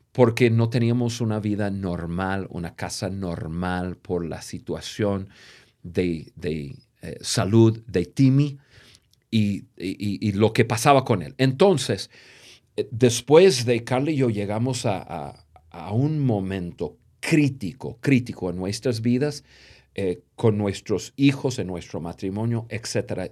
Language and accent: Spanish; United States; Spanish is a second language; moved away as an adult; now in Mexico; el gringo, que yo soy